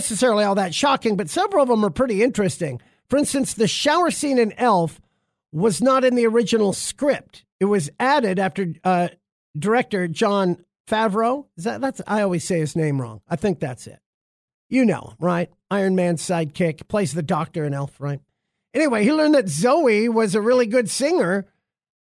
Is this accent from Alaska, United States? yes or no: yes; Alaska, United States; growing up in Alaska